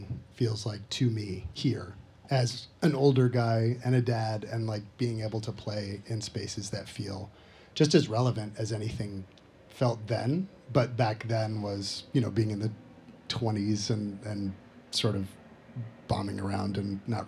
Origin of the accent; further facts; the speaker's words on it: New Jersey, United States; moved away as an adult; also born or lived in Boston / New York; now in Burlington, United States; I'm from Jersey